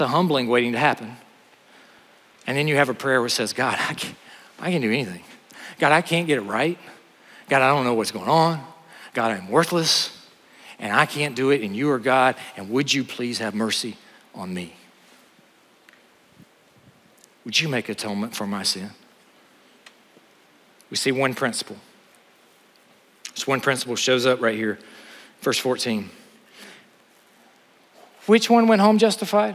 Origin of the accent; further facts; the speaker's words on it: Honea Path, South Carolina, United States; moved away; I grew up in Honeyapath, South Carolina